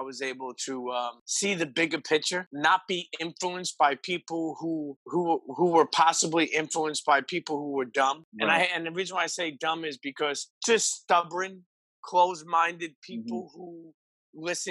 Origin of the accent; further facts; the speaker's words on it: New York City, New York, United States; I grew up in Brooklyn.